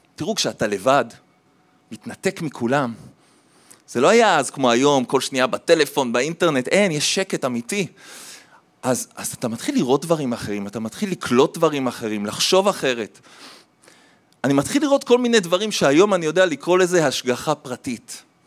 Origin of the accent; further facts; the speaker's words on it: Jerusalem, Jerusalem District, Israel; also born or lived in Tel Aviv; אחרי זה הם עברו לירושלים, גדלתי בירושלים, ילד טוב ירושלים